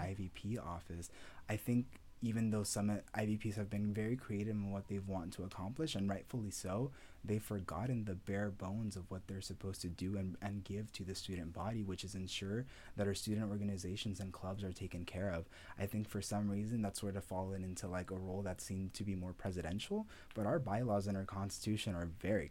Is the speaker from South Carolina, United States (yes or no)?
no; San Bernardino, California, United States; also born or lived in El Salvador / Ohio; I've grown up in San Bernardino ever since